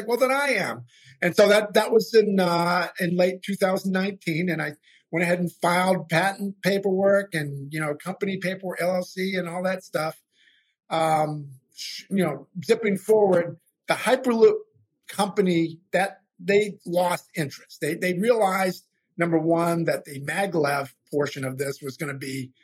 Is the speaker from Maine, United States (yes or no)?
yes; Maine, United States; now in Louisiana, United States; I'm in Louisiana now, but I'm from Maine originally